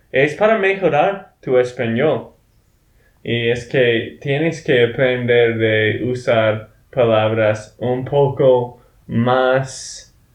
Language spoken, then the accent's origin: Spanish; Texas, United States; de Texas, Estados Unidos.